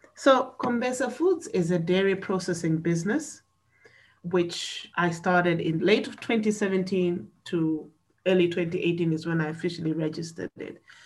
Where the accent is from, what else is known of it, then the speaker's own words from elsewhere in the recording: Malawi; I am from Malawi, and Malawi is in Central and South Africa.